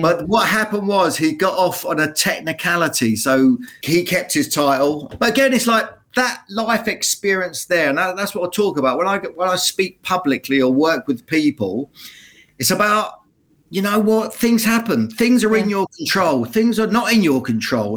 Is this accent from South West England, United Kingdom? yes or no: no; Luton, East of England, United Kingdom; my hometown of Luton